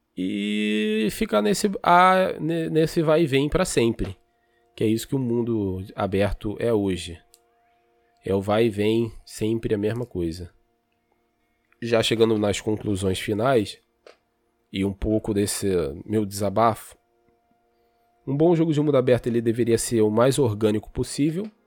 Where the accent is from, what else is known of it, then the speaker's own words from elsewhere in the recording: Brazil; a gente é brasileiro